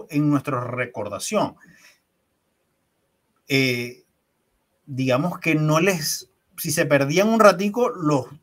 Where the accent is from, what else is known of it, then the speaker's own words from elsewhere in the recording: Venezuela; now in Chile; Llego a Chile y no hay un taxi donde no me monte, que no me pregunten al saber que soy venezolano